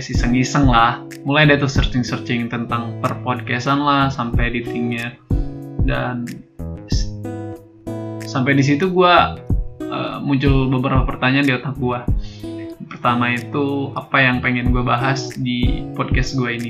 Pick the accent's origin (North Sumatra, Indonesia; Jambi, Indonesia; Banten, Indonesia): Banten, Indonesia; Tangerang; now in Yogyakarta, Indonesia; gue asli dari Tangerang Banten dan sekarang sedang menempuh pendidikan di salah satu universitas yang ada di Yogyakarta